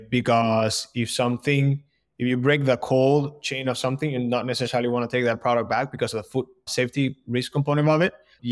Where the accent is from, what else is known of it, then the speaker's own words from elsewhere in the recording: Colombia; moved away as an adult; now in Boston, United States; So background, born and raised in Colombia. And then I moved to Boston about 10 years ago, where I went to school.